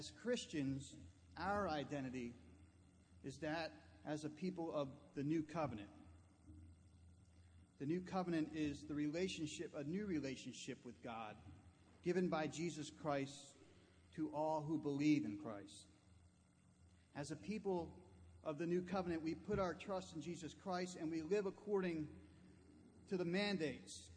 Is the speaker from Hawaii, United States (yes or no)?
no; New Jersey, United States; Growing up in New Jersey